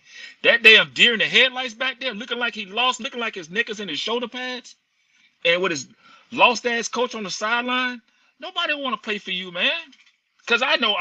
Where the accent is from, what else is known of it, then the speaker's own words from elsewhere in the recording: Monroe, Louisiana, United States; I'm from Monroe